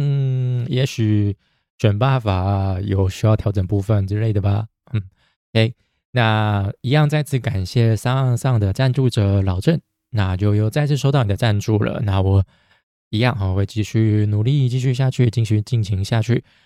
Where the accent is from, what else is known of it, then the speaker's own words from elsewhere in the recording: Taiwan; born there; 我还是真的很庆幸我是生在台湾。我们台湾真的是跟其他国家比起来，真的是幸运很多了。